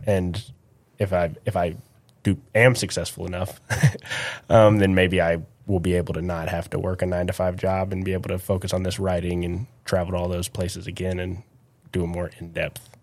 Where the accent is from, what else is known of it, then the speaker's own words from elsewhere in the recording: Midland, Texas, United States; also born or lived in College Station, Texas; I'm from West Texas